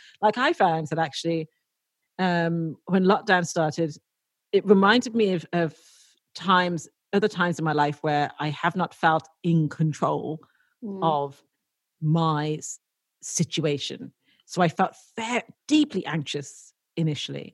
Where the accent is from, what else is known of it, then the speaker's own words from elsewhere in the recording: Dublin, Leinster, Ireland; when I was growing up in the 90s, like late 80s and 90s in Dublin